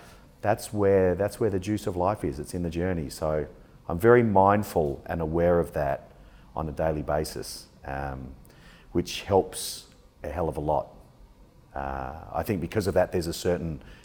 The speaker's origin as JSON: {"language": "English", "town": "Adelaide", "region": "South Australia", "country": "Australia", "tie": "born or raised there", "also_born_or_lived": "Essex", "moved": "yes", "lives_now": "Sydney, Australia", "said": "I grew up in Adelaide, South Australia, and that's where the majority of my bodybuilding was done"}